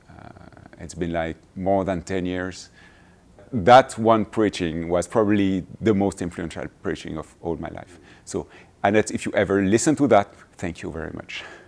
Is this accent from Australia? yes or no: no; Switzerland; moved away as an adult; now in Quebec, Canada; I'm originally from Switzerland. But my wife and I live and serve in Quebec